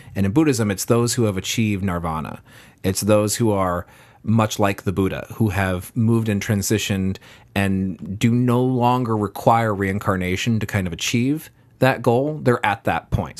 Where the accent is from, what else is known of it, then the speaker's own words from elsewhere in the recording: Bay Area, California, United States; I grew up in the Bay Area